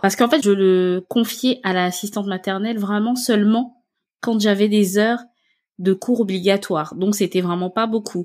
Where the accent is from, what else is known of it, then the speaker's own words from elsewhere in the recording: Gabon; moved away as an adult; now in France; je viens du Gabon et en fait, je suis venue en France pour faire mes études